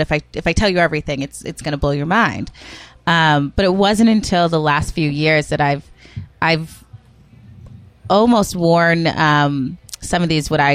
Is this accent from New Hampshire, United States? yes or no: yes; Rochester, New Hampshire, United States; also born or lived in Worcester, Massachusetts; My grandparents raised me and a couple of my cousins in Rochester, New Hampshire.